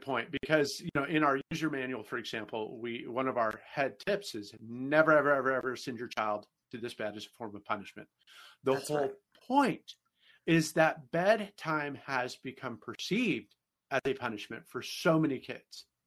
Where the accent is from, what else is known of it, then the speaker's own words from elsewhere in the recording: Bay Area, California, United States; moved away as an adult; now in St. Louis, United States; I'm actually from California myself. I was born and raised in the Bay